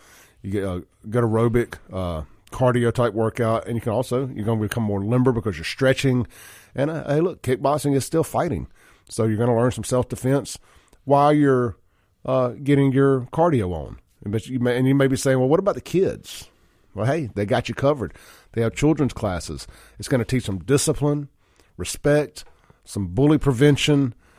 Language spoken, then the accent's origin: English; Jackson, Mississippi, United States; Like I said, man, I grew up with Chance in South Jackson.